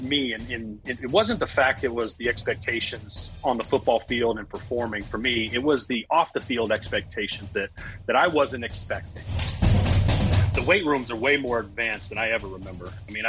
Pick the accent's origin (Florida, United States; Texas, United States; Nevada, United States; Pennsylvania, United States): Nevada, United States; Las Vegas; moved away as an adult; also born or lived in Iowa (near Omaha); now in Iowa, United States; Yeah, I grew up right dead center in Las Vegas, Nevada. One of the rare breeds of being a native Las Vegan, as you know. not too many of those around these days. But I grew up in Las Vegas